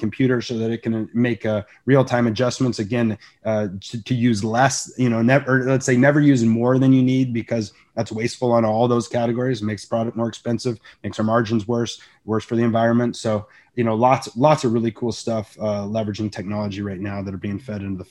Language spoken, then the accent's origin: English; Santa Barbara, California, United States; build a business in my, you know, backyard of Santa Barbara, California, on the beautiful coast in my hometown.